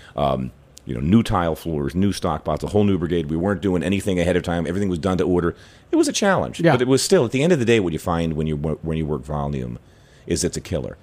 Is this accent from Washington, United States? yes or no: no; Philadelphia, Pennsylvania, United States; moved away as an adult; now in New York City, United States; I was a kid from Philly